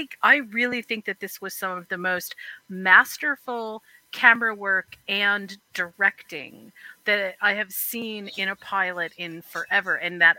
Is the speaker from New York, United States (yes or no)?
yes; New York, United States; I am.